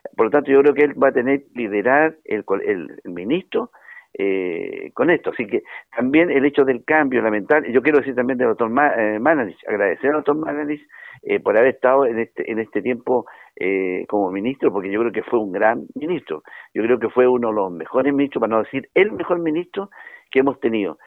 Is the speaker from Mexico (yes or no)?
no; Chile; Yo le agradezco a él como chileno